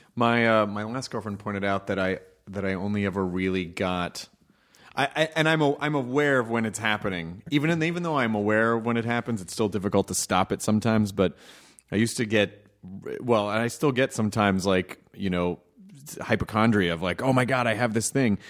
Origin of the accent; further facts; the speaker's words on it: Memphis, Tennessee, United States; moved away; also born or lived in Louisville, Kentucky; I was born in Louisville, Kentucky, and I grew up in Memphis